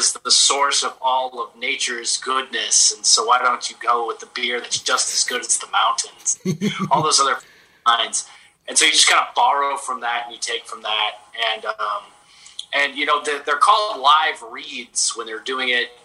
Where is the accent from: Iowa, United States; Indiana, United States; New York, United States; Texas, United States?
Texas, United States; San Antonio; also born or lived in Southern California; my hometown of San Antonio, Texas